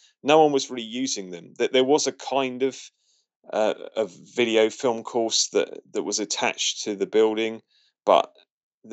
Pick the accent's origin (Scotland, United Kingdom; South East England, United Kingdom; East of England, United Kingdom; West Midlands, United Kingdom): South East England, United Kingdom; Portsmouth; Portsmouth, which is my hometown